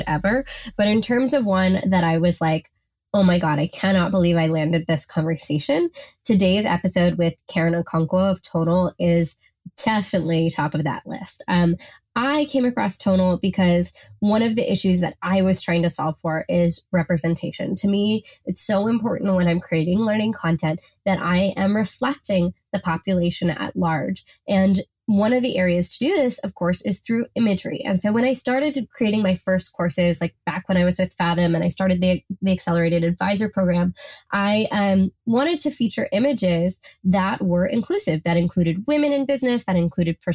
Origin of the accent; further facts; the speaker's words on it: Seattle, Washington, United States; We're both from Seattle